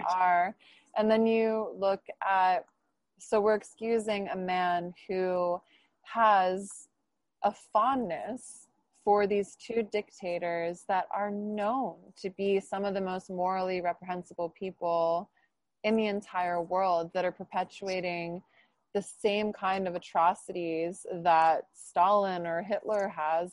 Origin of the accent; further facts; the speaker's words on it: New Jersey, United States; I'm from New Jersey